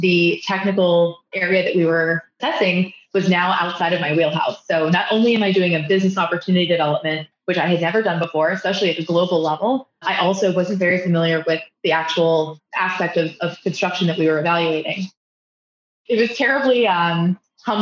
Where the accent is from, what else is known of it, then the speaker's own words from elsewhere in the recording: Fort Worth, Texas, United States; my hometown of Fort Worth